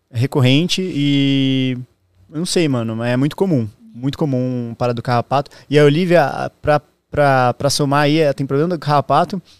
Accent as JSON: {"language": "Portuguese", "town": "Balneário Camboriú", "region": "Santa Catarina", "country": "Brazil", "tie": "born or raised there", "also_born_or_lived": "Santos", "moved": "yes", "said": "Eu é sou natural de Balneário Camboriú, nasci lá. E desde o começo da pandemia, nunca mais fui para lá, né?"}